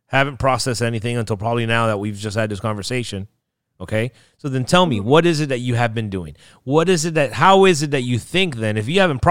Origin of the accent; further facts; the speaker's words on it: Miami, Florida, United States; I'm from Miami.